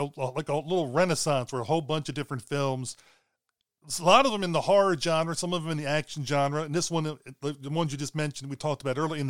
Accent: Baltimore, Maryland, United States; also born or lived in a small country town; for the first part of my life, I lived in a small country town, and then my parents moved back to Baltimore City because my dad needed to take care of his mom. And so the rest of my childhood, I grew up in Baltimore City.

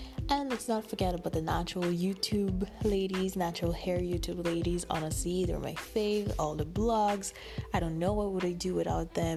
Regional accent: Canada; I'm from Canada

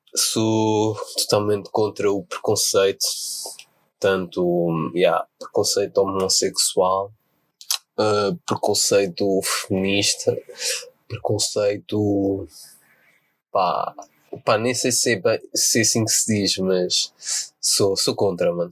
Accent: Portugal; nascido e criado em Portugal mas de descendência angolana e holandesa

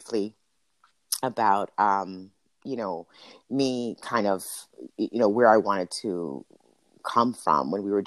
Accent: Hudson, New Jersey, United States; also born or lived in Paterson, New Jersey; Born in Paterson, raised in Hudson

